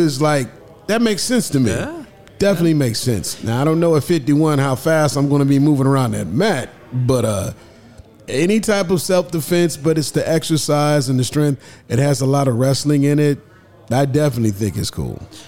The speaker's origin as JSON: {"language": "English", "town": "Omaha", "region": "Nebraska", "country": "United States", "tie": "born or raised there", "said": "my hometown, Omaha"}